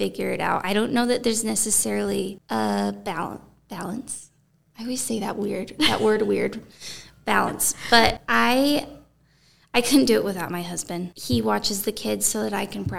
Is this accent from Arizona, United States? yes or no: yes; Thatcher, Arizona, United States; accent: little twang; moved away; I grew up in Thatcher, Arizona